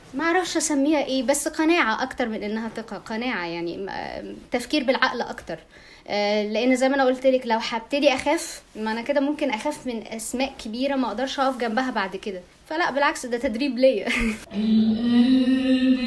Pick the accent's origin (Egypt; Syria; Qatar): Egypt; عندنا في مصر